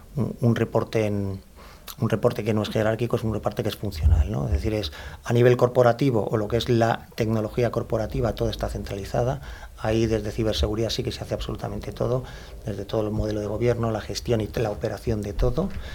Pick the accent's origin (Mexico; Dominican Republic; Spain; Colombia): Spain; Madrid, Community of Madrid; soy madrileño de nacimiento, o sea que soy, aunque tengo mis orígenes en Andalucía, por los cuatro costados, pero soy madrileño, madrileño